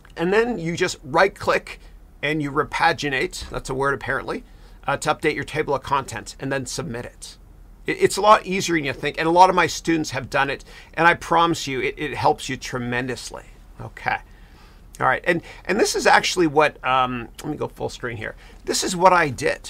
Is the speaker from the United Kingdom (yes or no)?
no; Canada; I'm Canadian.